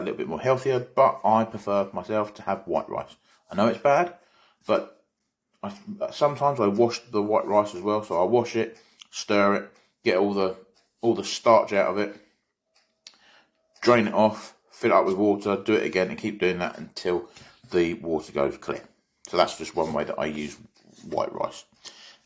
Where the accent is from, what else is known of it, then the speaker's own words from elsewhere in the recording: South Africa; moved away; Originally, I come from South Africa